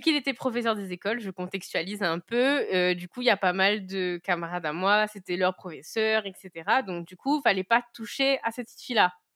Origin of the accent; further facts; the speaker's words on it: Saint-Paul, Réunion; moved away as an adult; also born or lived in Le Port, Réunion; j'ai grandi, du coup, euh, bah, à Saint-Paul. Je suis Saint-Pauloise